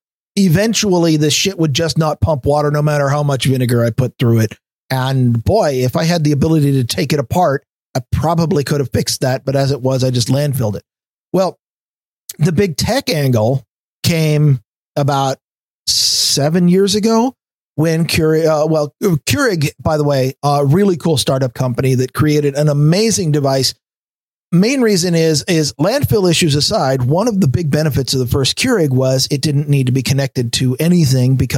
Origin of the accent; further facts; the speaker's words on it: United States; I'm an American